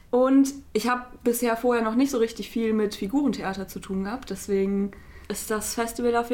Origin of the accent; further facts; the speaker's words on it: Bochum, North Rhine-Westphalia, Germany; Äh, ich bin auch Praktikantin hier in der Produktion. Ich komme aus Bochum, gebürtig.